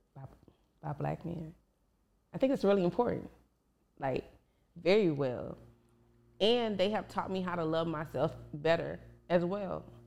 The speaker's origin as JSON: {"language": "English", "town": "Dallas", "region": "Texas", "country": "United States", "tie": "born or raised there", "said": "I'm from South Oak Cliff, Dallas, Texas"}